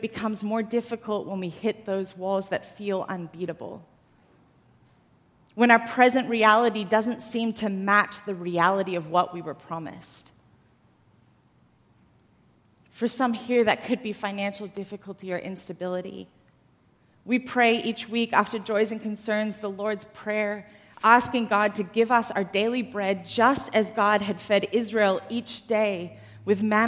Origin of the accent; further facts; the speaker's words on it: Australia; moved away as an adult; now in United States; I didn't actually grow up in the U.S. I grew up in Australia.